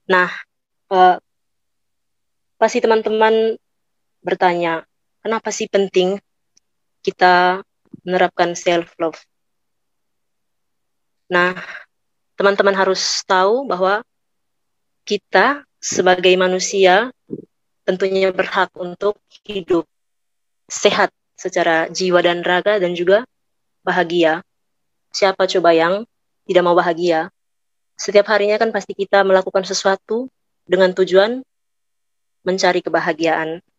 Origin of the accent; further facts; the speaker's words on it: East Nusa Tenggara, Indonesia; Saya asalnya dari Malaka dan Manggarai karena bapak mama saya berasal dari dua daerah itu.